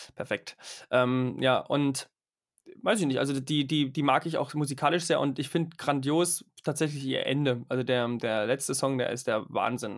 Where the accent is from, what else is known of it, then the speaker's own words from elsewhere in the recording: Germany; als Deutscher.